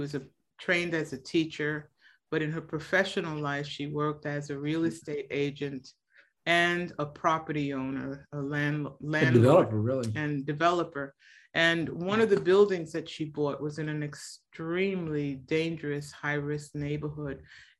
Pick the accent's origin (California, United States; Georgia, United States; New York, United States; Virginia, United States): New York, United States; New York City; And so I was born and raised pretty much in the South Bronx, and spending my summers in Puerto Rico.